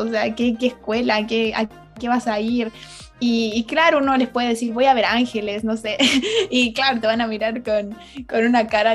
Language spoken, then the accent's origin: Spanish; Chile; moved away as an adult; now in Redding, United States; nací en Chile, eh, esa es mi nacionalidad